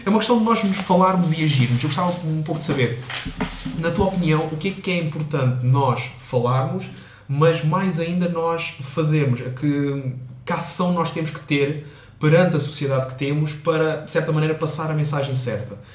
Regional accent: Portugal; sou português, sou estudante

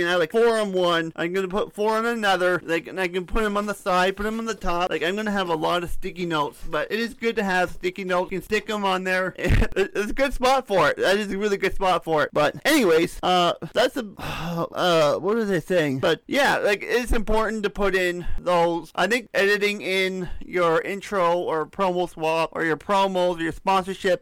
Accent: Canada; I'm a Canadian. I am a Canadian.

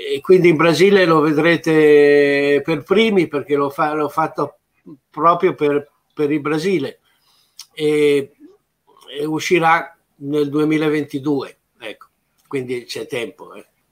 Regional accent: Italy

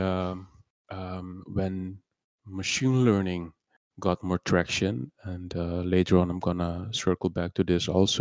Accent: Curaçao; English is a second language; moved away as an adult; also born or lived in Netherlands; I was born in Curacao, and I lived here until I reckon my 18th.

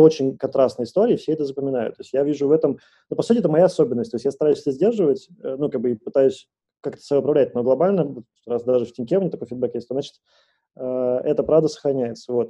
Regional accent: Moscow, Russia; я из Москвы

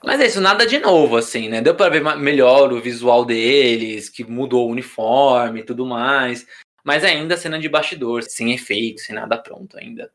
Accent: Brazil; eu que sou brasileiro

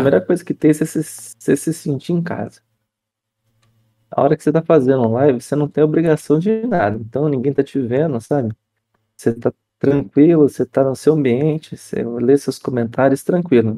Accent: Campinas, São Paulo, Brazil; eu sou de Campinas

